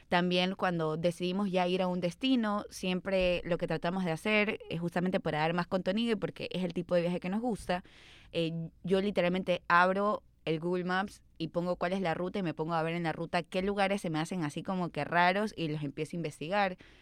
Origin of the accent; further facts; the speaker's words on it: Guayaquil, Guayas, Ecuador; como guayaquileños